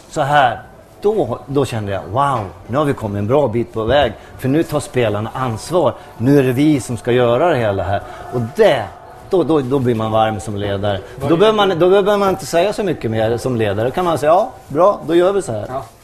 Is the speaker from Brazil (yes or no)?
yes; Brazil; Jag kommer ju från Brasilien.